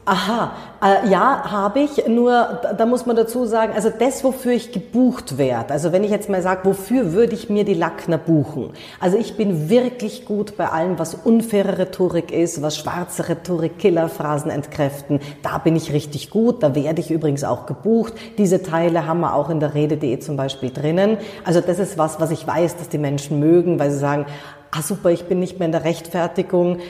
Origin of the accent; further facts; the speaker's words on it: Munich, Bavaria, Germany; ich bin in München geboren